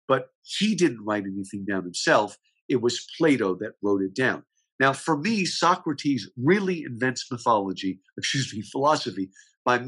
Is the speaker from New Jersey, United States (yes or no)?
yes; New Jersey, United States; moved away as an adult; also born or lived in Upstate New York / Michigan; now in Houston, United States; grew up in New Jersey